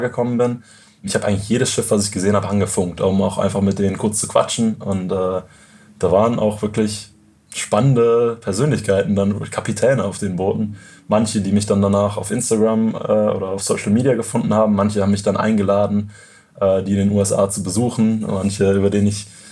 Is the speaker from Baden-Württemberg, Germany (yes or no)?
no; near Cologne, North Rhine-Westphalia, Germany; moved away; ich bin in der Nähe von Köln aufgewachsen